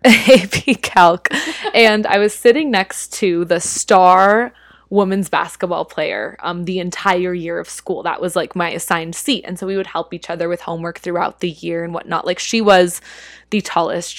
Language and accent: English; Utah, United States; moved away as an adult; also born or lived in Philippines; now in New York City, United States; growing up in Utah, it's pretty homogenous here.